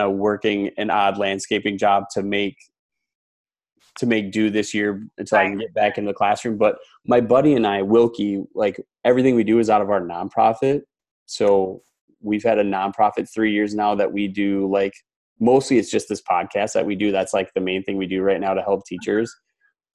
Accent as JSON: {"language": "English", "region": "Wisconsin", "country": "United States", "tie": "born or raised there", "also_born_or_lived": "Houston, Texas", "moved": "as an adult", "said": "I grew up in Wisconsin"}